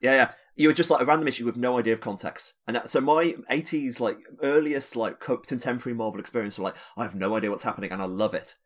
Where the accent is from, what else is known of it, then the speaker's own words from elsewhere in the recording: United Kingdom; being a British